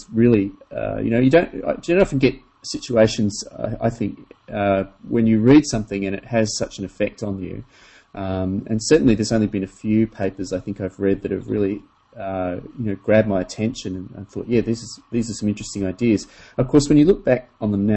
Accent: Australia; I grew up in Australia, and I was very fortunate to spend a lot of time in the bush

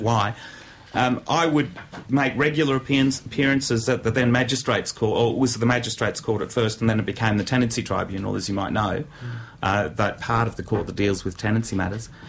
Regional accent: Canberra, Australian Capital Territory, Australia; I grew up in Canberra

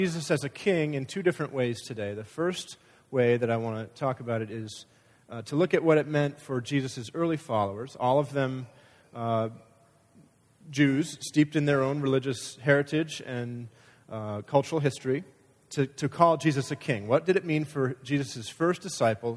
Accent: United States

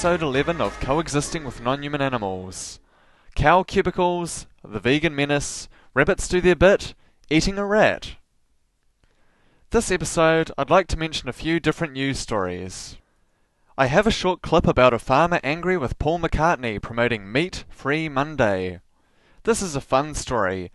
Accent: Invercargill, Southland, New Zealand; I'm from Invercargill

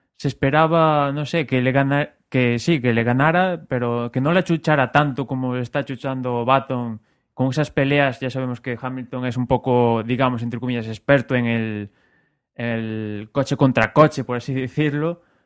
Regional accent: Spain; somos españoles

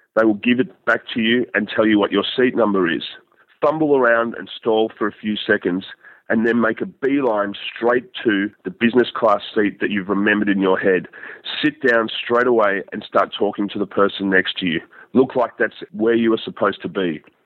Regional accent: Australia; I'm an Australian

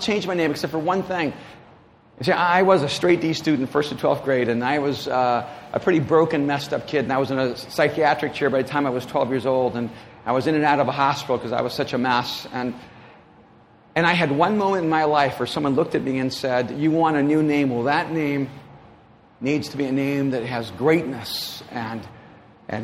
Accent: El Salvador; moved away; my grandparents were raising me in El Salvador

